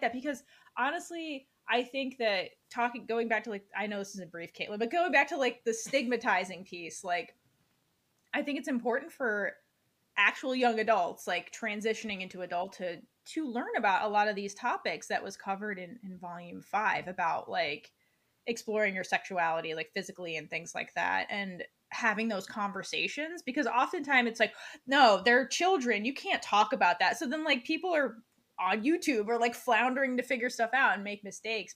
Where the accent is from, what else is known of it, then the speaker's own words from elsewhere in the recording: United States; we grew up in America